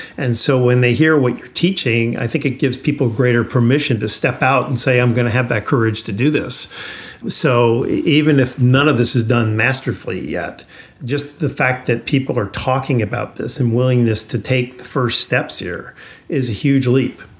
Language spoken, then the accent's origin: English; New York, United States; I grew up in New York.